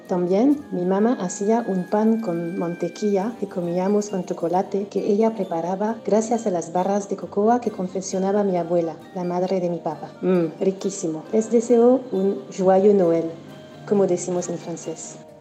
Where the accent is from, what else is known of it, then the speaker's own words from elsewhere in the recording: Corrientes, Argentina; moved away; vengo desde Argentina. Ya sea a nivel departamental, a nivel provincial, que es Corrientes